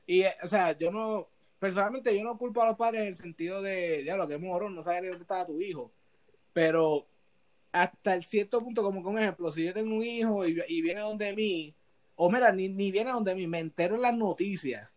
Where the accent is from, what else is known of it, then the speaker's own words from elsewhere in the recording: Puerto Rico; yo nací en Puerto Rico, o sea, yo soy puertorriqueño